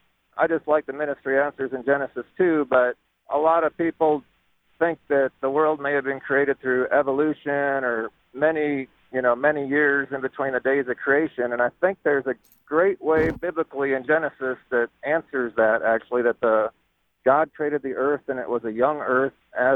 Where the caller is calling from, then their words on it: McPherson, Kansas, United States; I'm on a road trip with my wife and kids, actually up to Kansas City from McPherson.